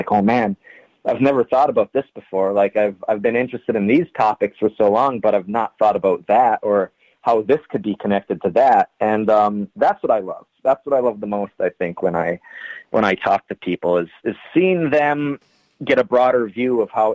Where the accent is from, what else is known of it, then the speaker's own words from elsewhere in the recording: Ironwood, Michigan, United States; it was a very small northern Michigan town. I'm actually from Ironwood, Michigan, a town of maybe, it's less than 5,000 people.